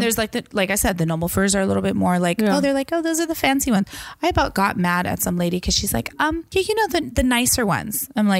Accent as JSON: {"language": "English", "region": "Washington", "country": "United States", "said": "I come from the Evergreen State."}